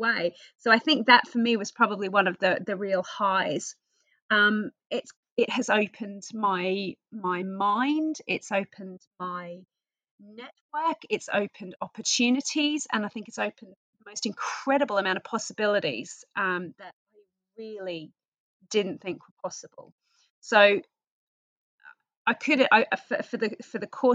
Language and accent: English; Australia; accent: Australian; moved away as an adult; now in United Kingdom; I am originally from Australia, which you'll probably pick up from my accent. I came to the UK on a working holiday about 23 years tomorrow.